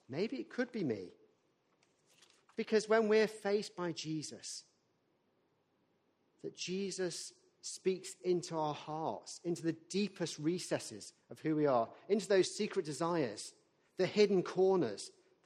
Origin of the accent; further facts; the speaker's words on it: the north of England, United Kingdom; as a northerner